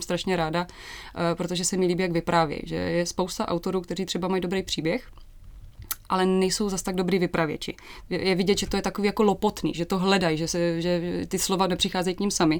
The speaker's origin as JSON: {"language": "Czech", "town": "Hodonín", "region": "South Moravian Region", "country": "Czechia", "also_born_or_lived": "Olomouc", "moved": "yes"}